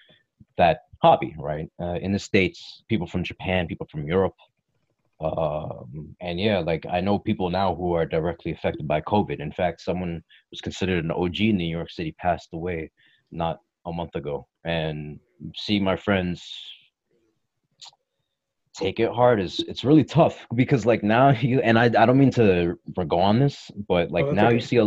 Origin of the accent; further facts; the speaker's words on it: Toronto, Windsor, Ontario, Canada; born and raised in Toronto, Windsor, Ontario, Canada